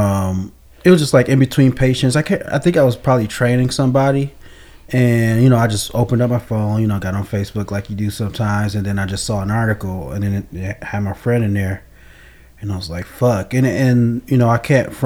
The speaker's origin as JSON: {"language": "English", "town": "Flint", "region": "Michigan", "country": "United States", "said": "I'm from Flint"}